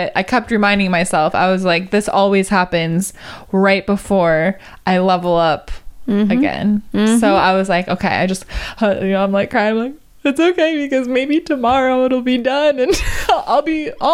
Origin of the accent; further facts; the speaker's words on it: Wisconsin, United States; now in Los Angeles, United States; I'm from Wisconsin.